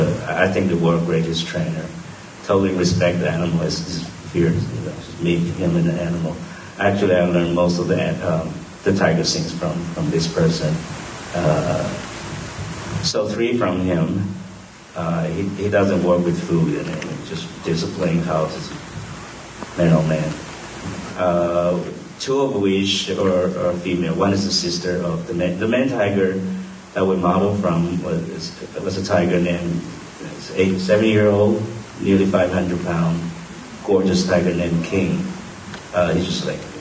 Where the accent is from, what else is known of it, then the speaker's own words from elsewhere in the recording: Taiwan; moved away; Taiwan is like my floating island, you know. It's my hometown